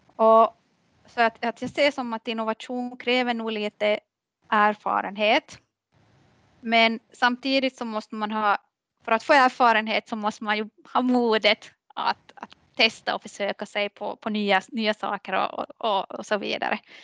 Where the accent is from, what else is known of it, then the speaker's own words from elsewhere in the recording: Maxmo, Ostrobothnia, Finland; now in Kvevlax, Finland; jag är uppvuxen i, i, i Maxmo, Maxmo skärgård